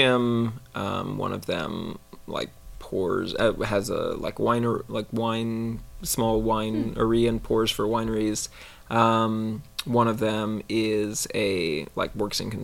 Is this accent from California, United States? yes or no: yes; Silicon Valley, California, United States; I grew up here and in the Silicon Valley